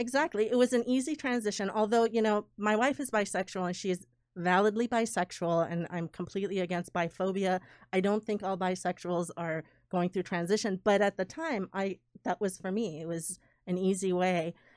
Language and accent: English; Iran; moved away; I was born in Iran, um, in nineteen seventy-seven